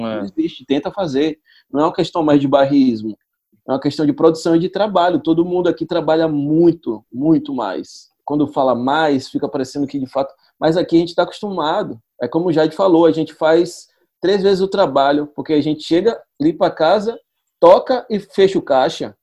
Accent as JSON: {"language": "Portuguese", "town": "Salvador", "region": "Bahia", "country": "Brazil", "also_born_or_lived": "São Paulo", "said": "é Salvador, é a Bahia, de onde eu vim."}